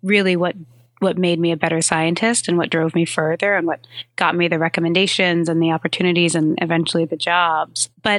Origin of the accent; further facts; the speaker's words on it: New York, United States; So I'm a New Yorker and I have a pretty short commute actually from home uptown in Harlem to the Upper West Side